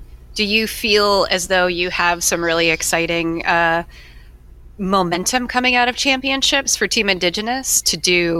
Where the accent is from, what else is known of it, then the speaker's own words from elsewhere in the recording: Worcester, Massachusetts, United States; as a native New Englander